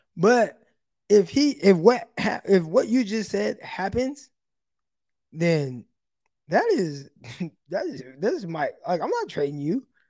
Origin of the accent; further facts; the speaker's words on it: Stockton, California, United States; also born or lived in Modesto; I went to Modesto during college, but I'm, I'm from Stockton, though, real north side